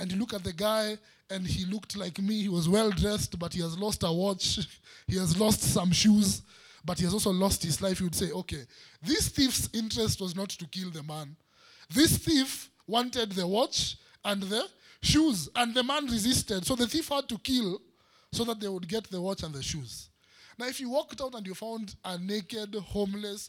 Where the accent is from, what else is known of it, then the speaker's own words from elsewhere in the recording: Nairobi, Kenya; growing up in Eastlands, in Umoja, we used to fight